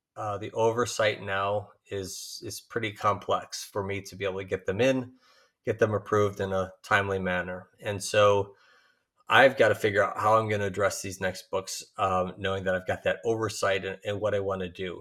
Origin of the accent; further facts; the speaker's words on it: Chicago, Illinois, United States; Chicago, uh, my hometown